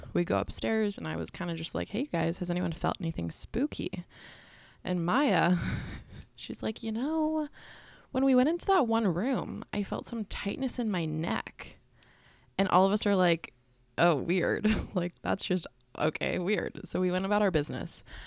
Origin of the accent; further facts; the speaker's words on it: San Diego, California, United States; I'm from the San Diego